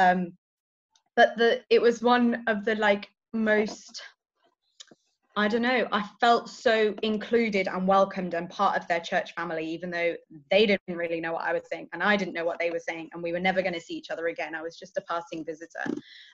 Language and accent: English; South of England, United Kingdom; now in Leeds, United Kingdom; I'm from the south